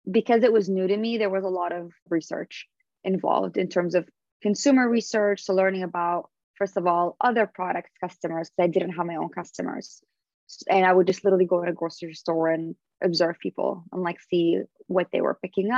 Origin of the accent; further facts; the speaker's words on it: Syria; moved away; also born or lived in Canada / Los Angeles, United States; We would break our fast during Ramadan, growing up in Syria